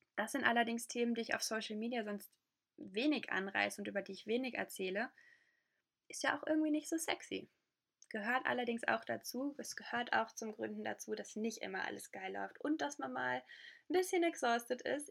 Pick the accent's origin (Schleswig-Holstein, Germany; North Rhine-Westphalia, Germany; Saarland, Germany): North Rhine-Westphalia, Germany; Ruhr area; in meiner Heimatregion im Ruhrgebiet